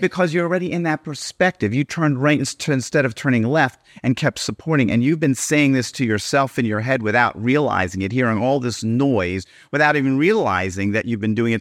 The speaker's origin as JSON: {"language": "English", "town": "Baltimore", "region": "Maryland", "country": "United States", "tie": "born or raised there", "moved": "yes", "lives_now": "Miami Beach, United States", "said": "I grew up in Baltimore"}